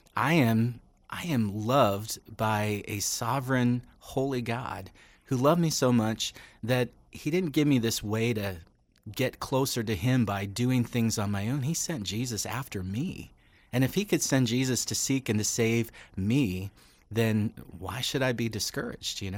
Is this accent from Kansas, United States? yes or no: no; Western Pennsylvania, United States; moved away; I grew up in Western Pennsylvania.